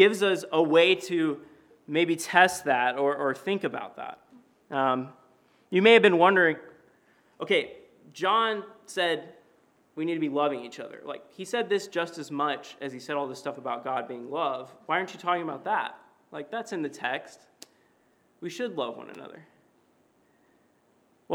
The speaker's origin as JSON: {"language": "English", "town": "Knoxville", "region": "Tennessee", "country": "United States", "tie": "born or raised there", "moved": "yes", "said": "my hometown of Knoxville, Tennessee"}